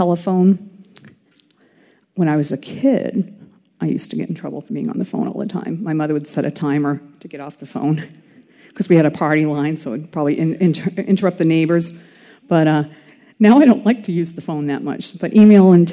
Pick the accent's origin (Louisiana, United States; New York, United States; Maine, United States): Maine, United States; I was from Maine.